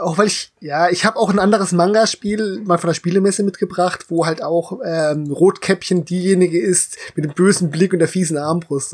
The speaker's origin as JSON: {"language": "German", "region": "Central German Uplands", "country": "Germany", "tie": "born or raised there", "said": "als Deutscher, der in den Mittelgebirge groß geworden ist"}